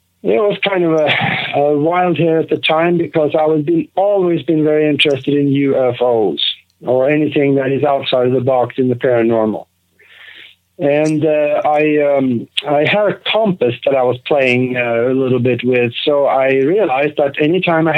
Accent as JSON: {"language": "English", "country": "Norway", "tie": "born or raised there", "also_born_or_lived": "Minneapolis, United States", "moved": "as an adult", "lives_now": "United States", "said": "I grew up in Norway. I grew up on a farm over there"}